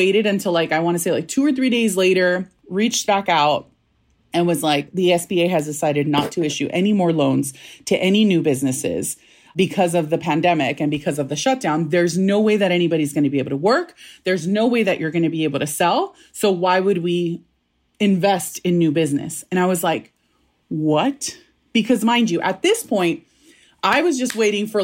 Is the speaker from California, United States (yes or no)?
yes; National City, California, United States; also born or lived in Mazatlan, Sinaloa (family origin); I grew up in National City